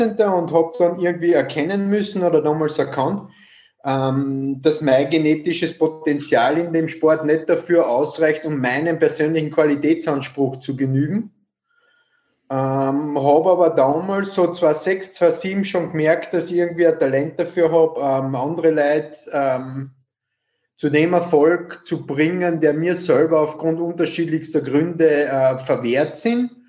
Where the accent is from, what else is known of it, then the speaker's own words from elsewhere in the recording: Carinthia, Austria; now in Vienna, Austria; komme ursprünglich aus Kärnten, ähm, bin seit 1999 in Wien